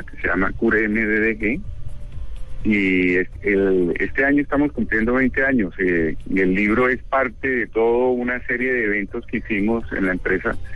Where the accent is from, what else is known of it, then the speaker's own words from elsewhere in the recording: Barranquilla, Atlántico, Colombia; born there; now in Bogotá, Colombia; No, yo vivo hace muchísimos años en Bogotá, pero sí nací en Barranquilla